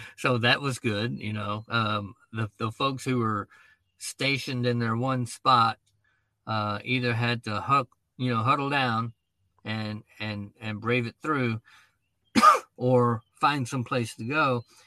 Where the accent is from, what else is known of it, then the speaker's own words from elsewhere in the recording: Dallas, Texas, United States; moved away as an adult; now in Pennsylvania, United States; I grew up in Dallas